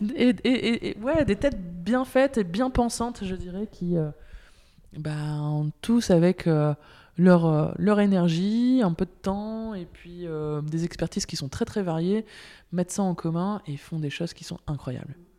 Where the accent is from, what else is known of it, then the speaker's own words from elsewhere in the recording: Lille, Hauts-de-France, France; moved away as an adult; now in Belgium; je viens de Lille, du nord de la France